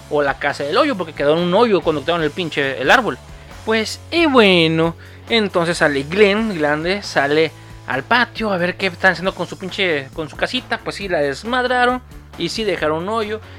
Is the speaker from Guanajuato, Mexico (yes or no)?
no; Sinaloa, Mexico; esa moda llegó a mi tierra en los 95, güey. Así de mamón, güey. Sí, yo viví mucho tiempo allá en Sinaloa.